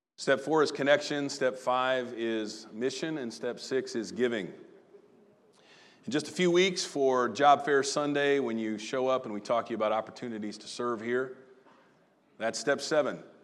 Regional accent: Southern Illinois, United States; good old boy, Southern Illinois self.

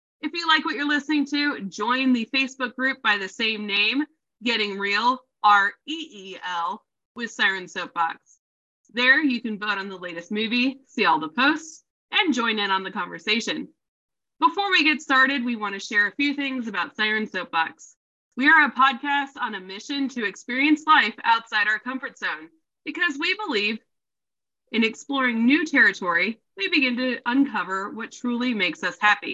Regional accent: Loveland, Ohio, United States; I'm from the Loveland, Ohio area

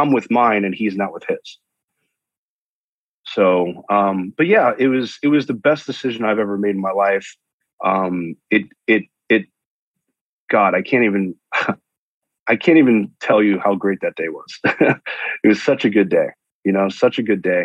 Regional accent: New York, United States; now in San Diego, United States; I'm a New Yorker

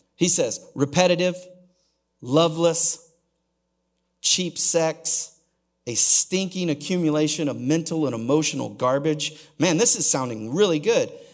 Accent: Oklahoma, United States; I'm from Oklahoma

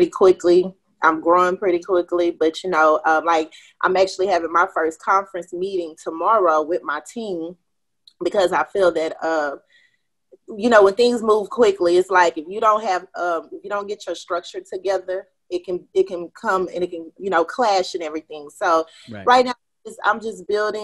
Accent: Houston, Texas, United States; I'm from Houston, Texas, a.k.a. H-Town. You know, born and raised here. Haven't lived anywhere else.

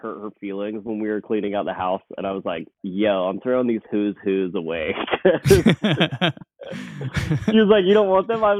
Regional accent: the South, United States; I'm from the South and I have a degree in ecology

